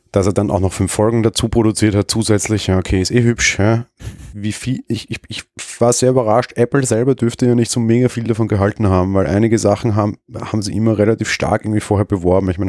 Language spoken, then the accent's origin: German; Austria; Als, als Österreicher hast du immer mhm. super gemerkt, wenn du irgendwie Serien auf RTL geguckt hast oder auf irgendwie, weiß ich was, ProSieben, whatever und im Vergleich dazu auf ORF.